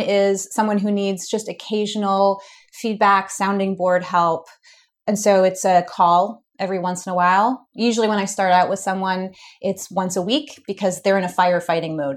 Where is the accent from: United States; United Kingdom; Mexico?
United States; Being an American